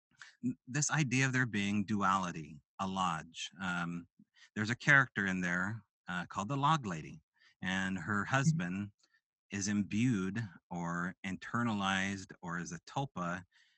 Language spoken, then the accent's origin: English; Pacific Northwest, United States; I'm from the Pacific Northwest.